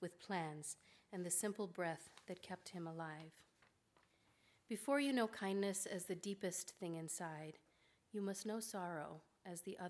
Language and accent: English; Kenya; now in Omaha, United States; My grandfather was shot when I was 14, growing up in Kenya